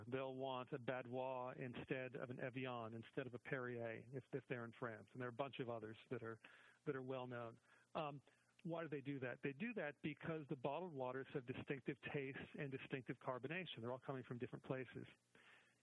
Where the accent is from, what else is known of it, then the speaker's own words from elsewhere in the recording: Boston, Massachusetts, United States; I grew up in Boston